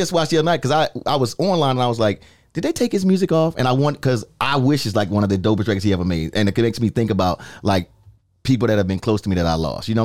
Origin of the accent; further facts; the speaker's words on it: New York, United States; now in Florida, United States; I'm a New Yorker